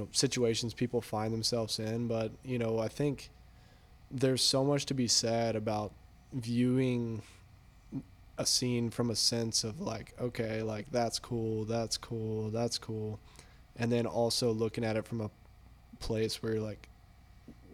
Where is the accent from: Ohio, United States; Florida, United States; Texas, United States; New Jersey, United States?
Texas, United States; now in San Diego, United States; I'm from Texas